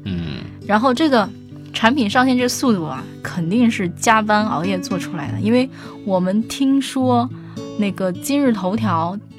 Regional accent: China; 但是我们中国人必须得说，我们那个中国公司模仿的速度那还是相当对

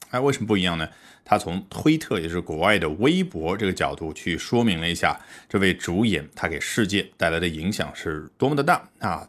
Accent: China; 我们中国人

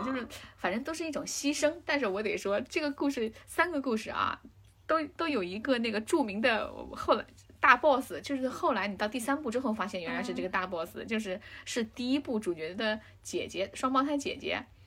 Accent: China; 我们中国人啊嗯，玩儿这些就会更有感触

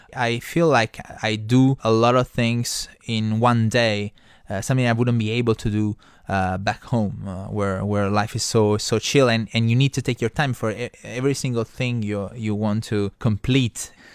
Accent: Trani, Apulia, Italy; English is a second language; moved away as an adult; also born or lived in Beijing; now in China; My hometown is called Trani. It's on the uh, east coast of Puglia

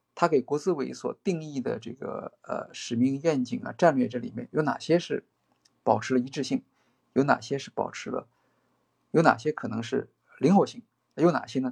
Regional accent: China; 我们中国人

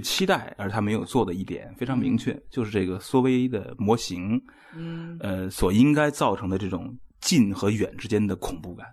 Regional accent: China; 我们中国人

